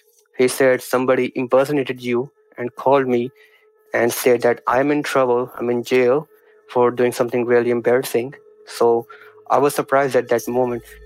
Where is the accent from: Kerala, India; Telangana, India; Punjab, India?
Punjab, India; I come from the Punjab in India